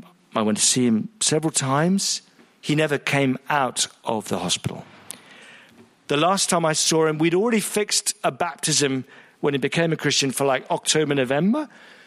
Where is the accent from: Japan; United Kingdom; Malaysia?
Malaysia; I was raised a Buddhist. I'm from Malaysia, and I was a Buddhist.